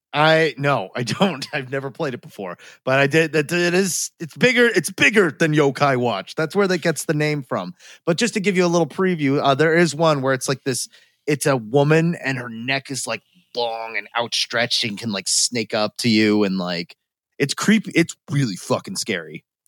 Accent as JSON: {"language": "English", "country": "United States", "said": "we're American enough"}